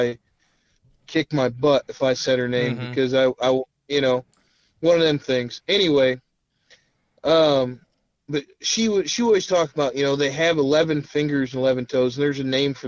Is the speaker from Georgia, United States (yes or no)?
no; Illinois, United States; also born or lived in Winston-Salem, North Carolina; So I come from Illinois. When I first went down there, when I say down there, Winston-Salem, North Carolina, and lived there